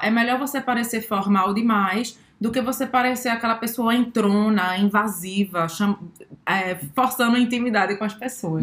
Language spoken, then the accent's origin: Portuguese; Brazil; sou brasileira